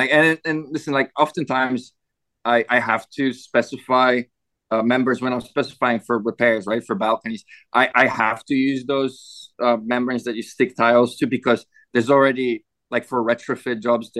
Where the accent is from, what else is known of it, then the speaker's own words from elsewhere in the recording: Canada; I was surprised coming from Canada